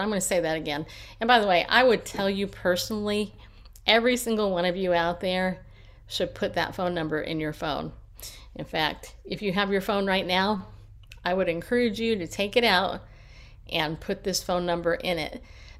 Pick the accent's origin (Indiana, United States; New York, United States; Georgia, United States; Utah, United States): New York, United States; born there; I was born in New York. Okay, don't hold it against me.